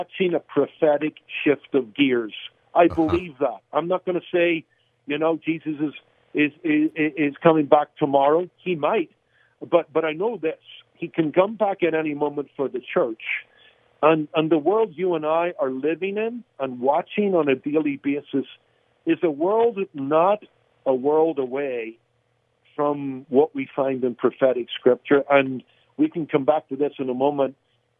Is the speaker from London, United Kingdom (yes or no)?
no; Belfast, Northern Ireland, United Kingdom; moved away; a boy growing up in Belfast